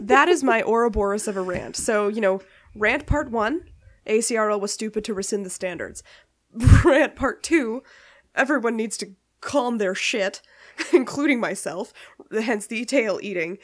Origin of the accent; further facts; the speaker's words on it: Canada; being Canadian